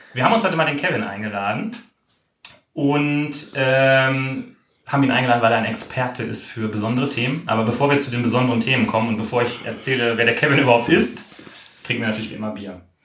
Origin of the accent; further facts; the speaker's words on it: Ruhr area, North Rhine-Westphalia, Germany; ich habe sehr gute Erinnerungen ähm, an meine Jugend in Schöngladbeck. Ich komme ja aus dem Ruhrgebiet